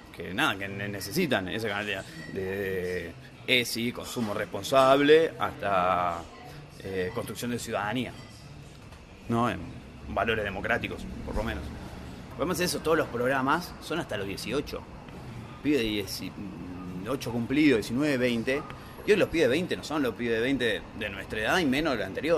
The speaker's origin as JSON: {"language": "Spanish", "region": "Buenos Aires", "country": "Argentina", "said": "vecino de San Cristóbal"}